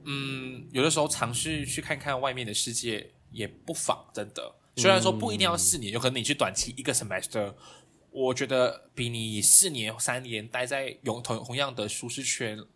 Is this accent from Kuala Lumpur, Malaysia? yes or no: yes; Kuala Lumpur, Malaysia; 我来自马来西亚的中部、中南部啦啊，所以是吉隆坡，就是马来西亚的首都。